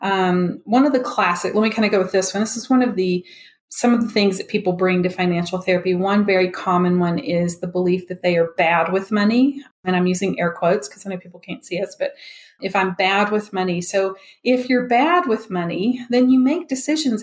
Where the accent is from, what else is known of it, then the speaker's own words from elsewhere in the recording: Memphis, Tennessee, United States; now in Denver, United States; I'm originally from Memphis, even though I'm in Denver